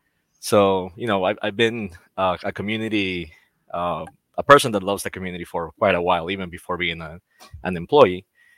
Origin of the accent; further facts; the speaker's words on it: Costa Rica; also born or lived in Orlando, Florida; now in Florida, United States; I am from Costa Rica, and I work for VMware in the US as a staff technical account manager.